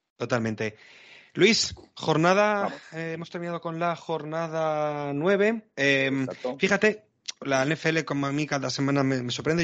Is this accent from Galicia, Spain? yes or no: no; Madrid, Community of Madrid, Spain; yo soy de Madrid